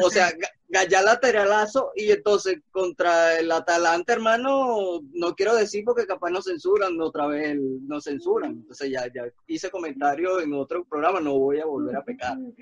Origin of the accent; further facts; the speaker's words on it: Venezuela; uno como venezolano